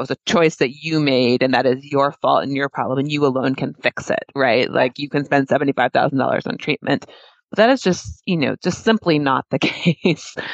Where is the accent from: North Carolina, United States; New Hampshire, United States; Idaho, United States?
New Hampshire, United States; I grew up in New Hampshire